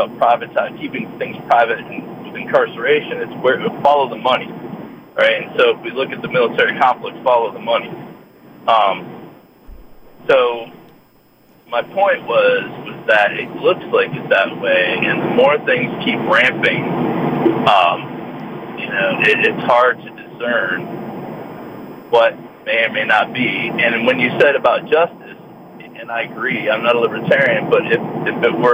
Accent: Northeast Ohio, United States; moved away; I'm from Ohio. I'm from Northeast Ohio originally.

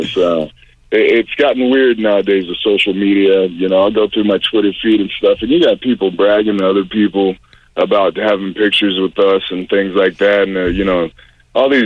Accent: Pensacola, Florida, United States; growing up in Pensacola, Florida

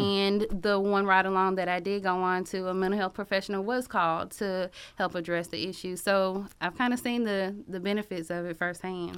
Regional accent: Athens, Georgia, United States; I am from Athens. I graduated from Clark Central in two thousand three

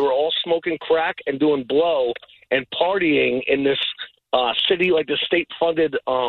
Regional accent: Englewood, New Jersey, United States; I'm from Englewood.

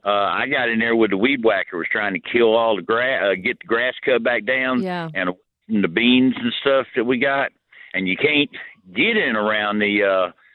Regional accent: East Point, Georgia, United States; also born or lived in Jonesboro; being raised by my grandparents over in East Point

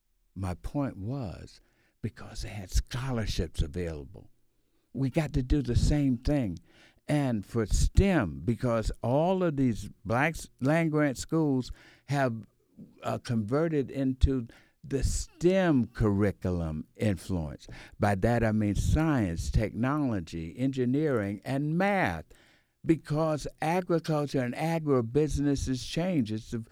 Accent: Atlanta, Georgia, United States; from Atlanta, Georgia.

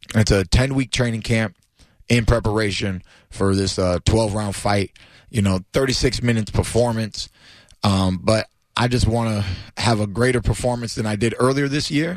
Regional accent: Clearwater, Florida, United States; I'm a local, you know what I mean? Born and raised out here in Clearwater, Florida. Uh, never left my hometown

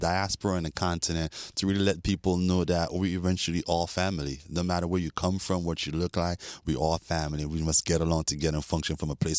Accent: New York, United States; also born or lived in Sint Maarten / Europe; now in Miami, United States; But yeah, I was born in the Dutch Caribbean in St. Martin and grew up in New York and Europe as well.

